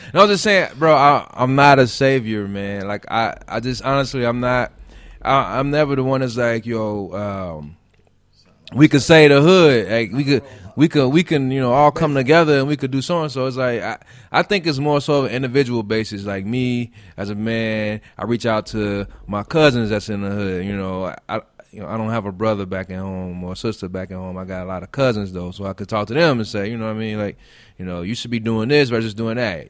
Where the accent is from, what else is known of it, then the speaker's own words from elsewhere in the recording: Gary, Indiana, United States; moved away; I'm from Gary, Indiana.